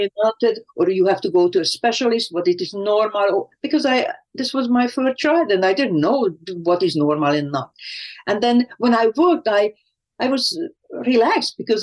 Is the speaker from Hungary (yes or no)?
yes; Hungary; moved away; I was growing up in Hungary